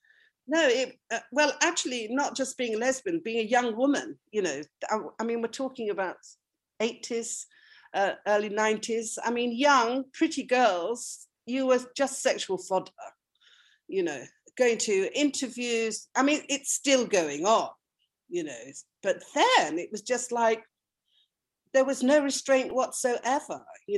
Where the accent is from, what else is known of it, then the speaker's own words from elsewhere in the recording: North West England, United Kingdom; So I was brought up in a small working class mill town in Lancashire. As you can hear from my accent, it's true, I completely reinvented myself.